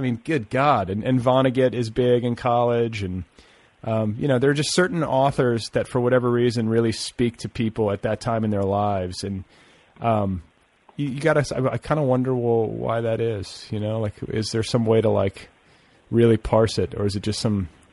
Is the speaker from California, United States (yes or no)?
no; Indiana, United States; moved away; also born or lived in Boulder, Colorado; growing up in Indiana